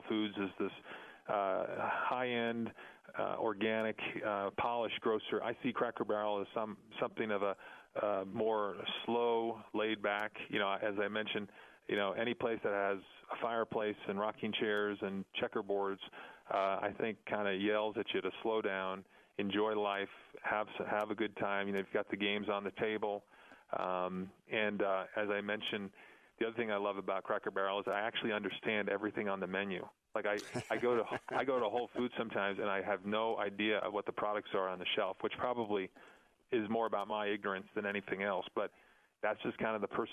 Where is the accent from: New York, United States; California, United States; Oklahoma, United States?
New York, United States; now in Colorado Springs, United States; I grew up in New York